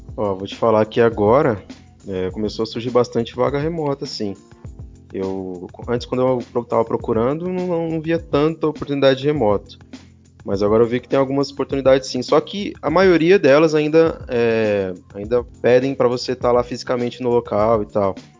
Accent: São Paulo, Brazil; now in Poços de Caldas, Brazil; eu sou de São Paulo, na verdade, vim morar em Poços de Caldas por motivos pessoais

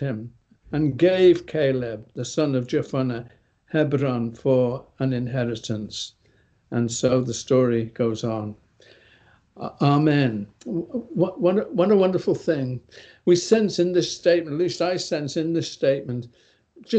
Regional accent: England, United Kingdom; I'm from England.

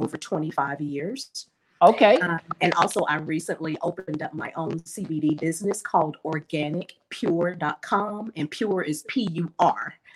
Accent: Arkansas, United States; now in Atlanta, United States; I'm originally from Arkansas. Um, I live in Atlanta, Georgia, and I have been living here okay. Um, for about a little bit, a little bit over seven years now

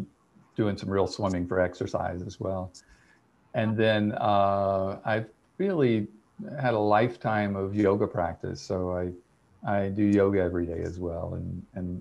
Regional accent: Winter Haven, Florida, United States; now in Big Island, Hawaii, United States; I grew up in Florida

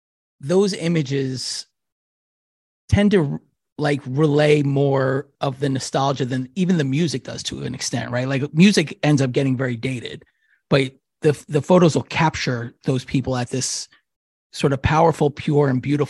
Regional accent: Peekskill, New York, United States; growing up in Peekskill, New York, which is, you know, kind of close to New York, but it's still like, it might've been, might as well have been 100 million miles away.

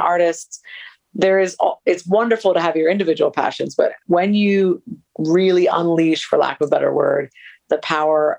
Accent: United States; moved away as an adult; also born or lived in Colombia; I come originally from the States.

